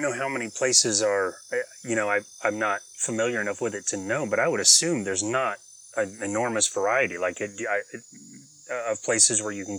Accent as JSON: {"language": "English", "town": "Apopka", "region": "Florida", "country": "United States", "said": "I'm from Apopka."}